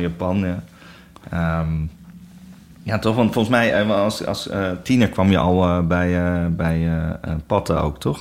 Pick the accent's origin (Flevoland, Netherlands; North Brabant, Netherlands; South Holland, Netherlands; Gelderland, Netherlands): Gelderland, Netherlands; near Arnhem; Eh, ik kom zelf helemaal niet uit Amsterdam. Ik kom eh, uit de buurt van Arnhem.